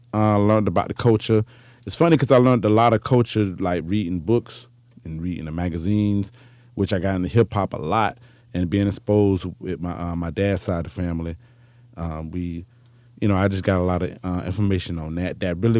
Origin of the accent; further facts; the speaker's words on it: Jacksonville, Florida, United States; So when we moved to Jacksonville, that's when my mom and dad separated.